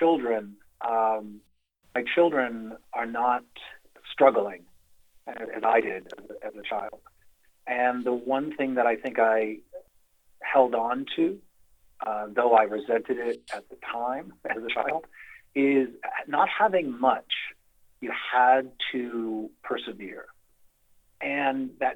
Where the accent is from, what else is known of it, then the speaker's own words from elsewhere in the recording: Massachusetts, United States; accent: Massachusetts townie accent; moved away; growing up in Massachusetts